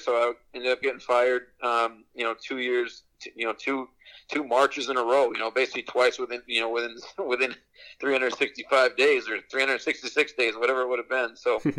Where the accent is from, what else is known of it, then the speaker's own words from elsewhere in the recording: Seattle, Washington, United States; moved away; I was born and raised in Seattle, Washington